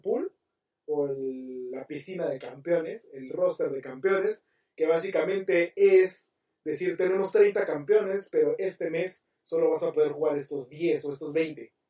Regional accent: Mexico; como buenos mexicanos

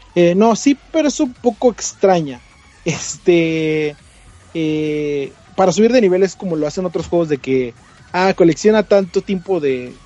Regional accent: Mexico; somos mexicanos

